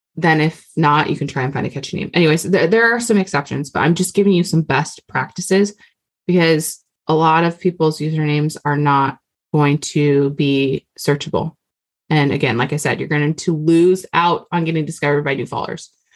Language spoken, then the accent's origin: English; Hawaii, United States; I'm Hawaiian